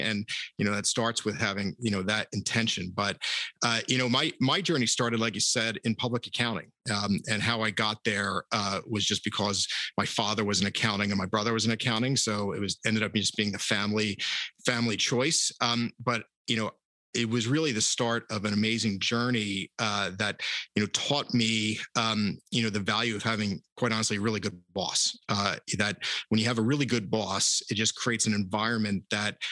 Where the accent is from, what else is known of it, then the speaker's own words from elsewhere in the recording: Philadelphia, Pennsylvania, United States; a young sports fan born and raised in Philadelphia